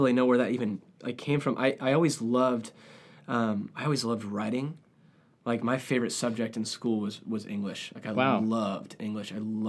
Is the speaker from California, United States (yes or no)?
yes; San Diego, California, United States; So I grew up in San Diego, California, with parents who love music.